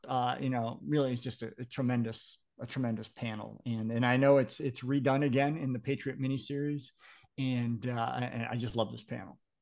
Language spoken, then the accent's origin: English; Massachusetts, United States; I'm from Massachusetts